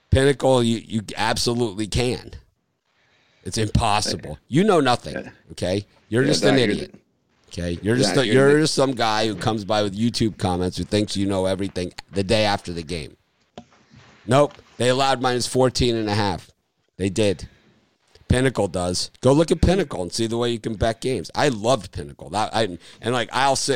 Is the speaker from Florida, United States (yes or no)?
yes; Miami, Florida, United States; moved away; also born or lived in Chicago; I'm from Miami